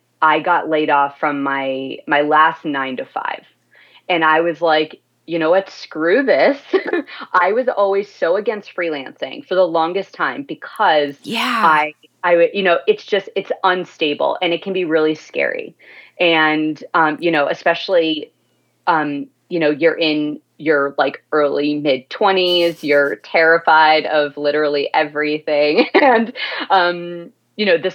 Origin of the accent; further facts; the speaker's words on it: Virginia, United States; like I am, like not far from where I'm from